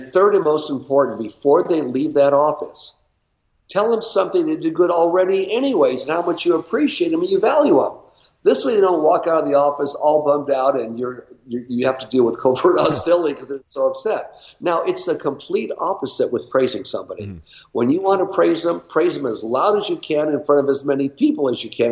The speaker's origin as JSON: {"language": "English", "town": "Los Angeles", "region": "California", "country": "United States", "tie": "born or raised there", "said": "I was born and raised in Los Angeles."}